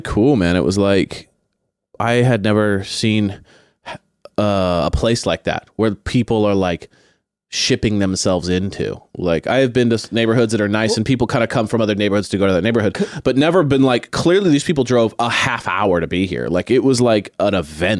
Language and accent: English; Long Beach, California, United States; I grew up in Long Beach